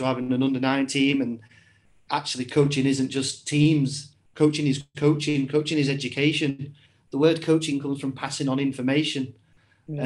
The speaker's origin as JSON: {"language": "English", "town": "Warrington", "region": "North West England", "country": "United Kingdom", "tie": "born or raised there", "also_born_or_lived": "York", "said": "So I was born in York and then I was raised in Warrington."}